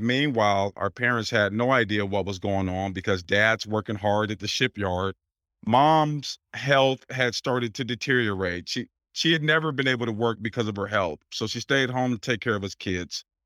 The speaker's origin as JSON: {"language": "English", "town": "Portland", "region": "Oregon", "country": "United States", "tie": "born or raised there", "moved": "as an adult", "lives_now": "Pennsylvania, United States", "said": "I'm born and raised in Portland, Oregon, so I've only been out here several months"}